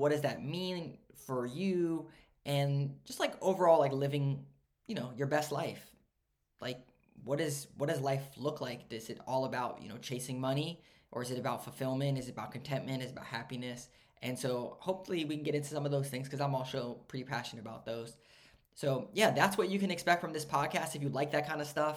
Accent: Maryland, United States; also born or lived in Pittsburgh; I grew up in Maryland

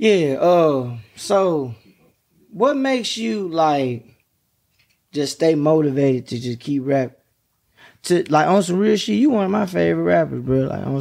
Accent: Dallas, Texas, United States; now in Memphis, United States; I'm from Dallas. I moved to Memphis.

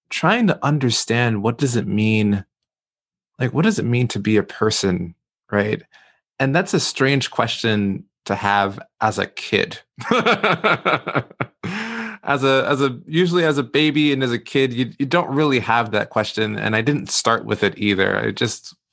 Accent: New York City, New York, United States; I, I grew up in Brooklyn, New York, grew up in East Flatbush pre gentrification.

